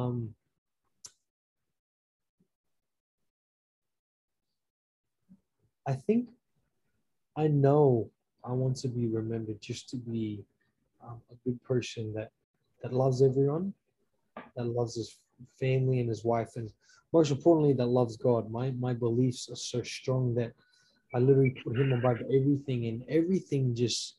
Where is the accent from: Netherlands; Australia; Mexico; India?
Australia; moved away as an adult; now in United States; I'm a native Australian, all the way from Australia.